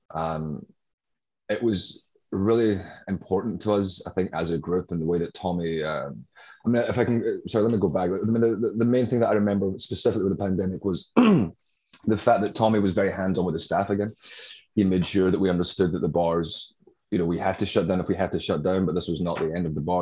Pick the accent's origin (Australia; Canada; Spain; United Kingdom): United Kingdom; Glasgow, Scotland; moved away as an adult; also born or lived in Brooklyn, New York; now in New York, United States; my accent, as I'm sure you can tell, is not uh, native to Brooklyn, uh, where I currently am. Uh, I'm from uh, Glasgow, Scotland